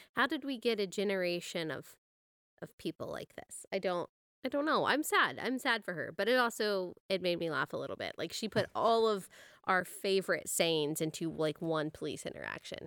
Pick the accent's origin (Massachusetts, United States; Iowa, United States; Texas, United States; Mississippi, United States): Texas, United States; I'm from Texas